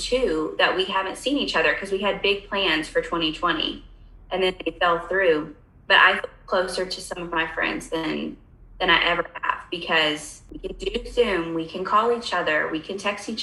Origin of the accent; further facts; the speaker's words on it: East Tennessee, United States; I'm from Tennessee. I'm from East Tennessee